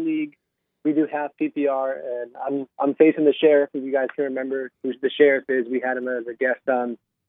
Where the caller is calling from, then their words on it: New York City, New York, United States; I'm calling from Queens, New York right now. I'm back at grad school.